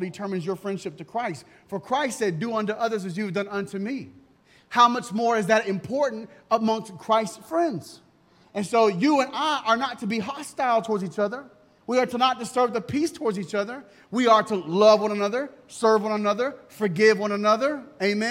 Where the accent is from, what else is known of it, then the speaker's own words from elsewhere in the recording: United States; I'm American